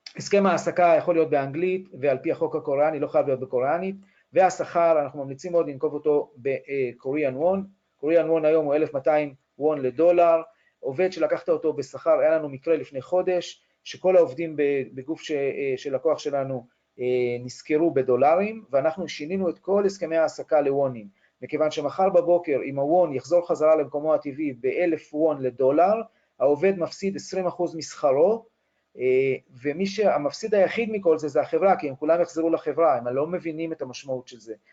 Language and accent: Hebrew; Israel